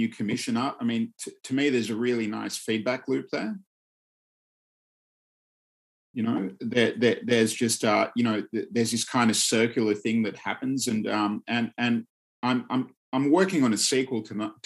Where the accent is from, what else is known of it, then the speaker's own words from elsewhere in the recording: Australia; when I was growing up in Australia